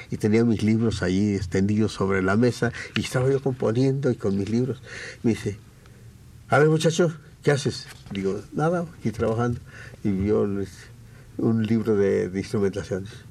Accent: Mexico; soy mexicano

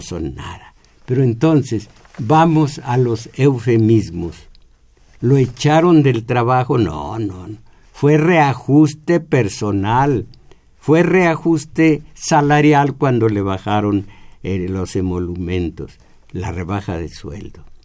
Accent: Mexico; en nosotros como mexicanos, que mal nos aceptamos mestizos

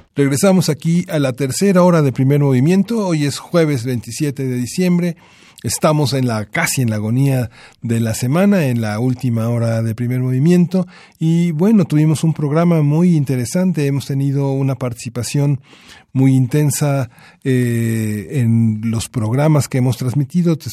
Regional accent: Mexico; somos eh, los mexicanos

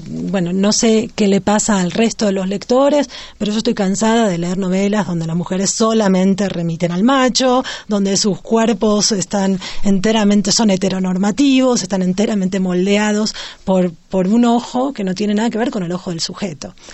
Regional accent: Argentina; now in Mexico City, Mexico; soy argentina, vivo en la Ciudad de México

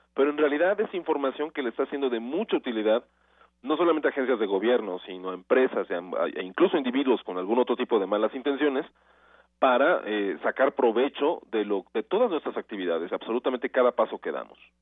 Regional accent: Mexico; nosotros como mexicanos

